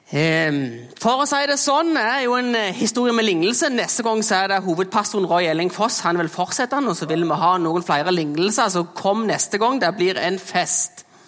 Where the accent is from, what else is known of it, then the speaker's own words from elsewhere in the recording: Jæren, Rogaland, Norway; accent: Jæren dialect; Her kommer vi jo fra Jæren, det er derfor det er en flotte dialekten min. Eh, og der er jeg jo en ekte bygdegutt